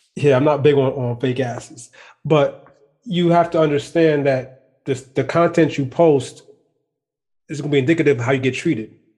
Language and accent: English; Trinidad & Tobago; I'm Trinidadian.